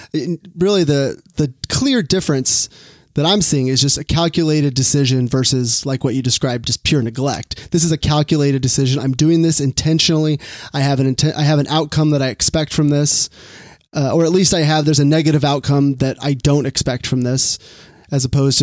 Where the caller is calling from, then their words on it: Sacramento, California, United States; Sacramento, California.